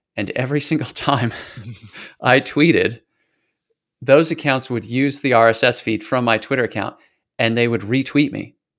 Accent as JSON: {"language": "English", "region": "Washington", "country": "United States", "tie": "born or raised there", "also_born_or_lived": "Idaho / California / Portland / Atlanta", "moved": "as an adult", "said": "I was born in Idaho, lived in California for a while, and then until I graduated high school, spent most of the rest of my time in Washington State"}